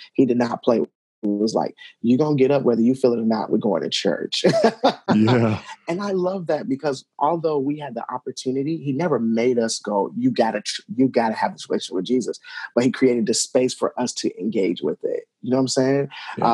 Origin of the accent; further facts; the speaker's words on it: Cincinnati, Ohio, United States; the community that I grew up in in Madisonville and Cincinnati